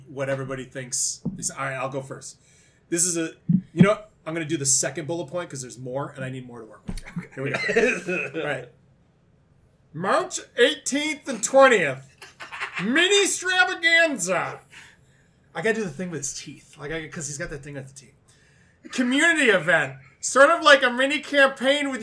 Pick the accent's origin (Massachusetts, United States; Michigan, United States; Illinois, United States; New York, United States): Michigan, United States; accent: Michigan; we're from Michigan, and we know we have a Michigan accent